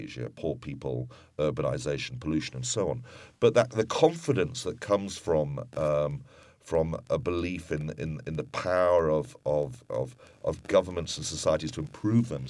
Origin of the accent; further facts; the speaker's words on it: United Kingdom; also born or lived in Hong Kong; now in London, United Kingdom; I'm a Brit and brought up in Europe